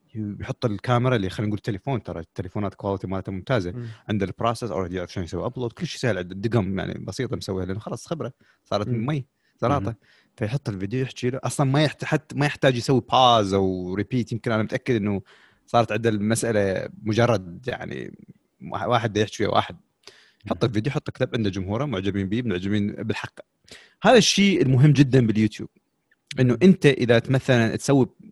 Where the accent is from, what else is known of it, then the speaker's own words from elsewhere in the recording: Iraq; عندنا بالعراق